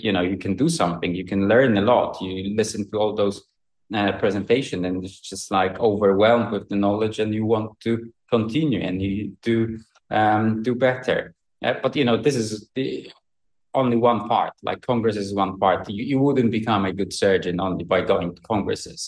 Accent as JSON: {"language": "English", "country": "Poland", "moved": "as an adult", "lives_now": "United Kingdom", "said": "I'm actually from Poland, but I work in UK now"}